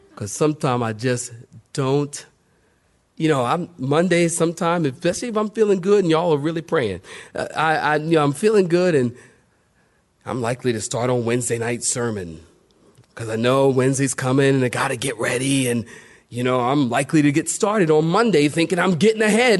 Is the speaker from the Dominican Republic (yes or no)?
no; United States; I'm from America.